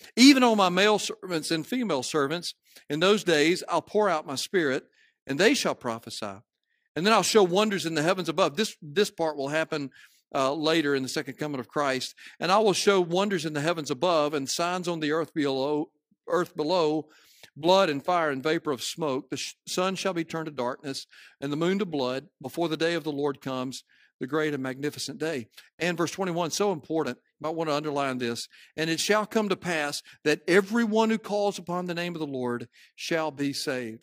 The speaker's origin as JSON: {"language": "English", "town": "Cleveland", "region": "Mississippi", "country": "United States", "tie": "born or raised there", "said": "I grew up in Cleveland, Mississippi"}